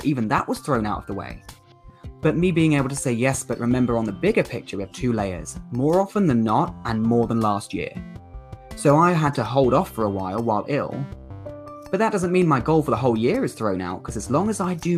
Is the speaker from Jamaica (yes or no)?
no; United Kingdom; accent: southern; Me with my southern accent